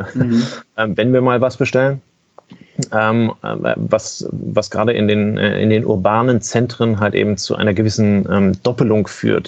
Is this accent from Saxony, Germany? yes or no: no; Kiel, Schleswig-Holstein, Germany; ich bin Kieler